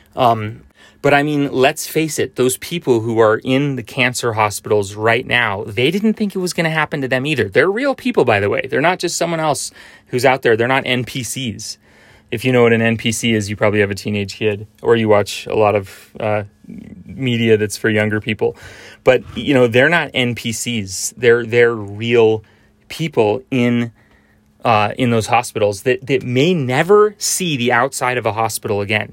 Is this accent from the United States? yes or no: yes; United States; I grew up in Tahoe